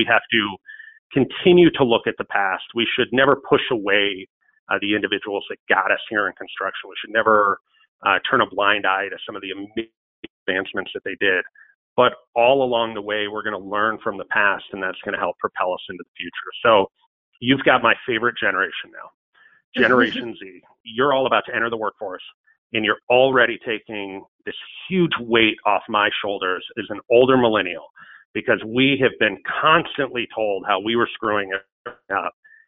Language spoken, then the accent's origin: English; between Buffalo and Rochester, on the Erie Canal, New York, United States; my hometown between Buffalo and Rochester, right on the Erie Canal